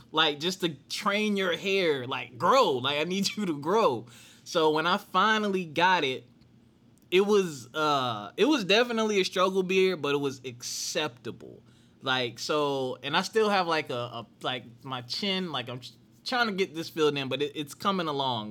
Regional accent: Philadelphia, Pennsylvania, United States; I grew up in Philly

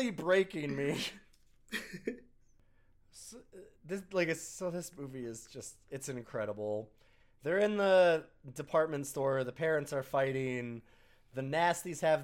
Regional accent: Canada; As a Canadian

